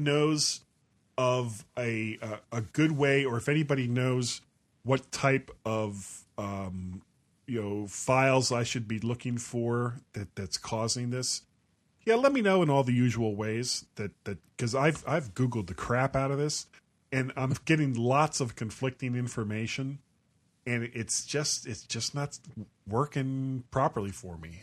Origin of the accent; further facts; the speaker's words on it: Florida, United States; I am a blonde from Florida.